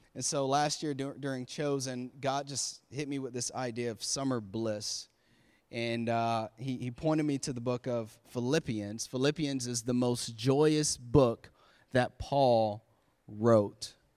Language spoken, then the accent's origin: English; Florida, United States; now in Maryland, United States; I'm from Florida, so I have summer all, we had summer all year long